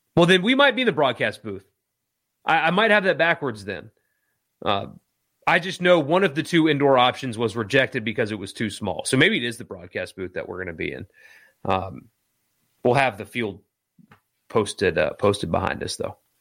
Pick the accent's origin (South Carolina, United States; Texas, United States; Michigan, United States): South Carolina, United States; Greenville; now in Mississippi, United States; my hometown, for example, where I grew up, let's pretend for a second that the, the Boston Red Sox cut their one A team, which is who's in Greenville now